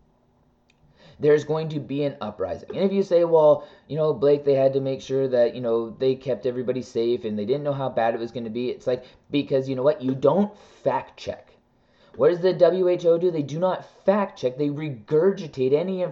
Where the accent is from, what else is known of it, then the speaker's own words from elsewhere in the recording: Canada; I am a Canadian